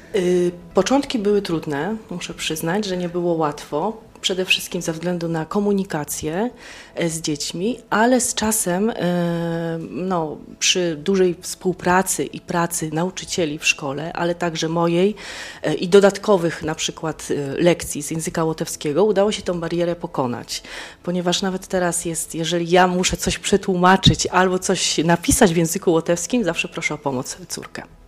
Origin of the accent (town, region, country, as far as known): Poland; moved away as an adult; now in Daugavpils, Latvia